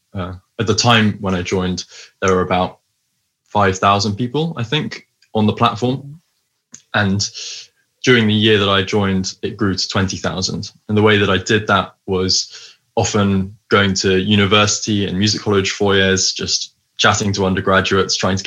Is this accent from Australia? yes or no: no; High Wycombe, South East England, United Kingdom; moved away as an adult; also born or lived in Cambridge; now in London, United Kingdom; I grew up in High Wycombe, but I now live in London.